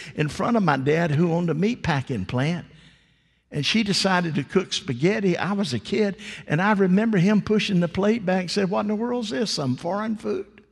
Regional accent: the South, United States; I was raised in the South

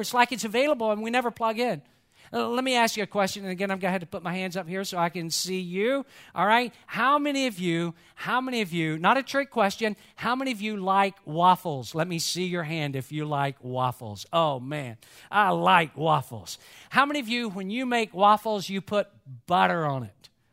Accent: Atlanta, Georgia, United States; growing up in Atlanta, I am a huge Georgia Bulldog

